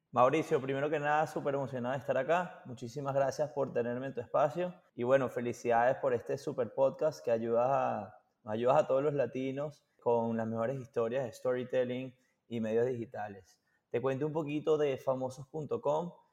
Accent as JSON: {"language": "Spanish", "country": "Venezuela", "also_born_or_lived": "Boston", "moved": "yes", "said": "nosotros somos de Venezuela"}